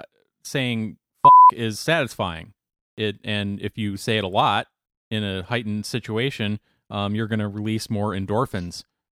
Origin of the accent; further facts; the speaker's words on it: United States; Well, I'm American and I speak English